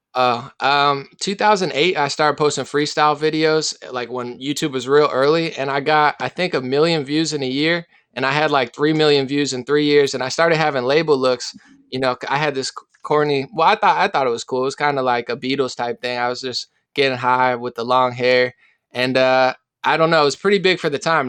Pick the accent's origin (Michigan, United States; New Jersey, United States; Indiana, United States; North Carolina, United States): New Jersey, United States; Central; moved away as an adult; also born or lived in West Virginia; now in California, United States; I'm from New Jersey